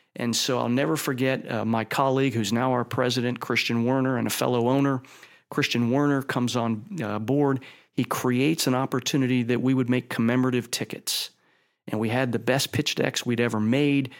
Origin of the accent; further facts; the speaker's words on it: Youngstown, Ohio, United States; I grew up in Youngstown, Ohio, and that's where my family was.